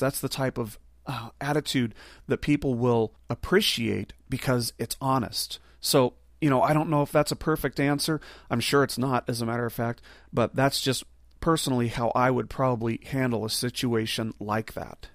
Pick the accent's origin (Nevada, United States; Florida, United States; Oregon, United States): Nevada, United States; Las Vegas; I'm from Las Vegas. There's a desert right there.